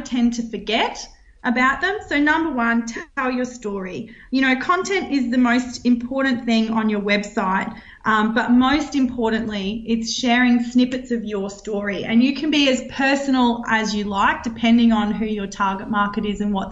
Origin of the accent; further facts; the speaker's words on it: Roma, Queensland, Australia; also born or lived in Brisbane; I got placed at the paper in Roma, where I grew up.